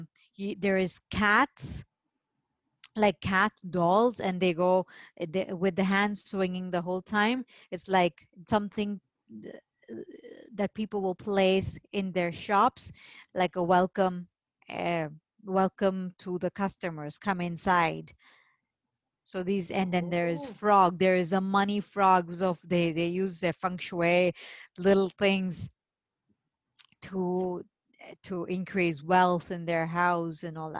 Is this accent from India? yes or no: yes; India; And because I'm Indian, and in India we have a similar festival.